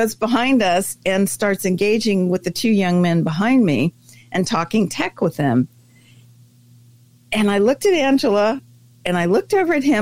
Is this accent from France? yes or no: yes; France; also born or lived in Germany; now in United States; I was raised in France.